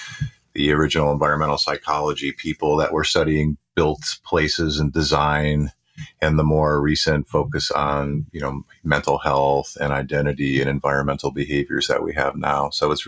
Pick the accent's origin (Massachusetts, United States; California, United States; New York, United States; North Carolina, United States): New York, United States; Buffalo; I grew up in Buffalo, New York, and had a certain view of nature based on that.